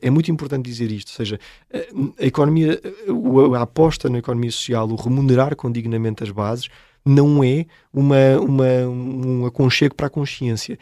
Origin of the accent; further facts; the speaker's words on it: Seia, Centro, Portugal; Nós por acaso até somos oriundos da Serra da Estrela, de Ceia, foi que começou a nossa história económica com o Museu do Pão, porque somos de lá